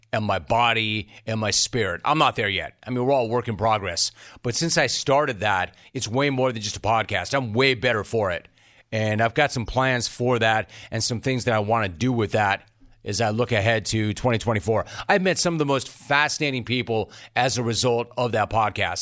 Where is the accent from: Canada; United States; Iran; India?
United States; Los Angeles, California; I'm an L A native.